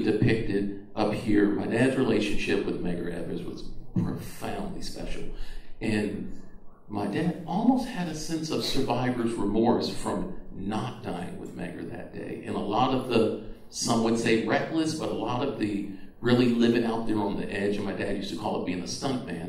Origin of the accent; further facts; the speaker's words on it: just outside of Boston, Massachusetts, United States; We grew up just outside of Boston, Massachusetts